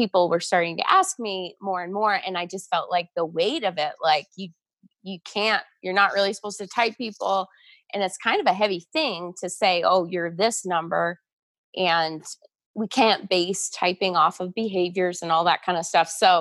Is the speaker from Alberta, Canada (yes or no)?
no; Toronto, Ontario, Canada; also born or lived in Atlanta, United States; now in Calgary, Canada; I grew up in the Toronto area